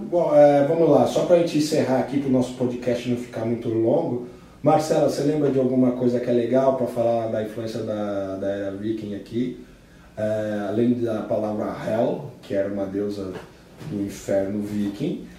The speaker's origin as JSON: {"language": "Portuguese", "country": "Brazil", "said": "somos brasileiros"}